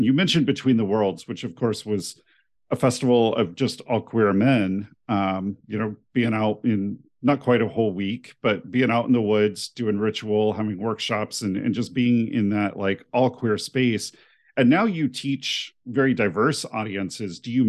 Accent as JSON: {"language": "English", "region": "New Mexico", "country": "United States", "tie": "born or raised there", "also_born_or_lived": "overseas", "lives_now": "Ohio, United States", "said": "Cause you know, my mom is from Indiana, but I'm not from Ohio. You know, I grew up all over, you know, overseas and out in New Mexico."}